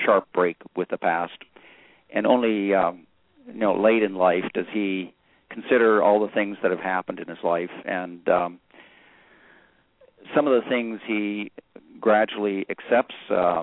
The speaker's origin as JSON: {"language": "English", "region": "Western Canada", "country": "Canada", "tie": "born or raised there", "moved": "as an adult", "lives_now": "United States", "said": "I grew up in Western Canada, went to graduate school at Harvard and MIT, married an American, ultimately became an American citizen, and have lived here for the last 40 years."}